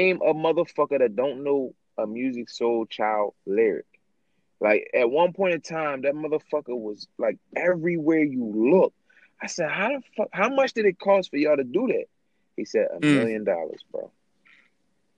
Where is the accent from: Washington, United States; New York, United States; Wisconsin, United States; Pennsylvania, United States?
Pennsylvania, United States; Philadelphia; growing up in Pastoria Street.